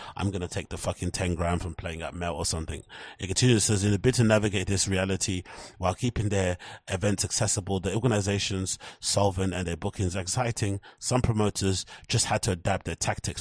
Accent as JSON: {"language": "English", "country": "United Kingdom", "said": "as U K people, as British people"}